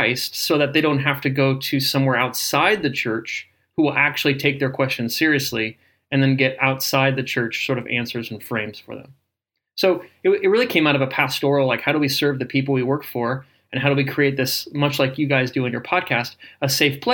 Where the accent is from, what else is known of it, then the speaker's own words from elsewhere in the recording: Indiana, United States; Where I grew up in Indiana, we called all soda pop Coke.